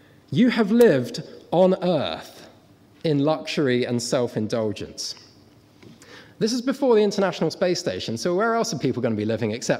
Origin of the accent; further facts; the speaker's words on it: Guernsey; I come from Guernsey.